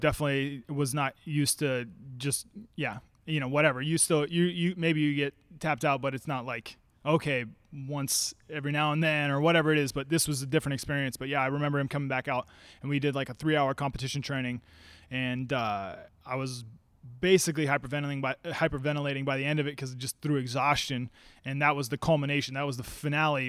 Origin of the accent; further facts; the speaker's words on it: Salem, Oregon, United States; also born or lived in Eugene, Oregon; I'm from Salem. I went to U of O for, for four years, but then I came back